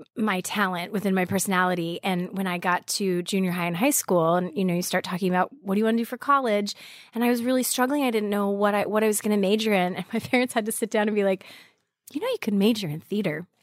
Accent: Arizona, United States; moved away as an adult; also born or lived in Montana / Colorado; now in New York, United States; I grew up mostly in Arizona

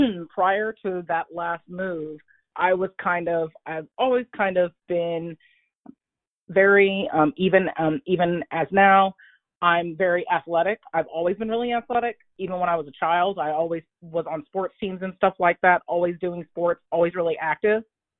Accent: Oklahoma, United States; I'm a military brat, so I kind of, most of the time, I grew up in Southwest Oklahoma and kind of like lived everywhere, but I mainly grew up here in Southwest Oklahoma where I'm living now.

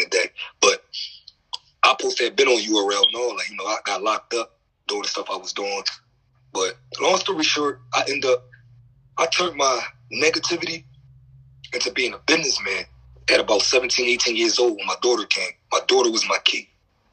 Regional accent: Philadelphia, Pennsylvania, United States; I'm from West Philly, but I was, raised up North Philly

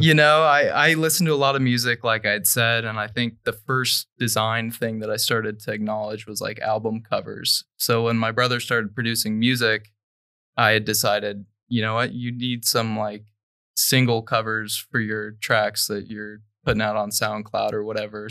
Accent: Dayton, Ohio, United States; I'm from Dayton, Ohio.

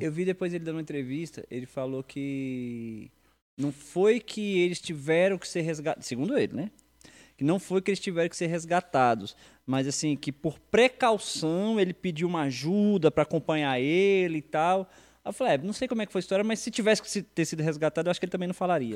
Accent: Brasília, Federal District, Brazil; Sou brasiliense

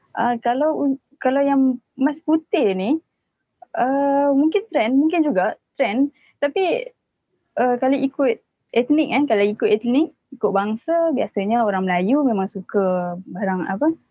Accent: Penang, Malaysia; moved away as an adult; also born or lived in Johor; saya asal Penang. Saya memang asal Penang.

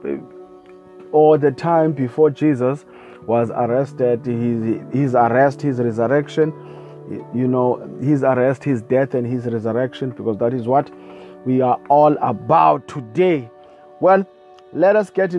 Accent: South Africa; I come from South Africa

